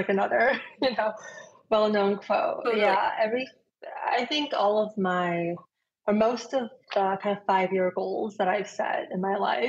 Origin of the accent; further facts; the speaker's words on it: Ames, Iowa, United States; moved away as an adult; also born or lived in Washington, D.C.; I grew up in the Midwest, in a little town called Ames, Iowa.